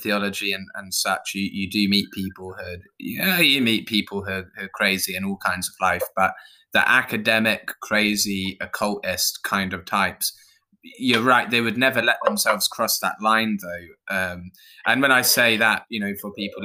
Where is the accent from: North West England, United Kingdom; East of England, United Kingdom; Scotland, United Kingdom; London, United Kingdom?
East of England, United Kingdom; Suffolk; I'm from Suffolk.